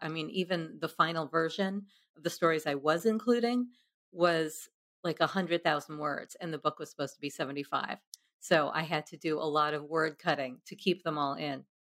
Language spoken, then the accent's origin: English; New York, United States; a dorky misfit growing up in New York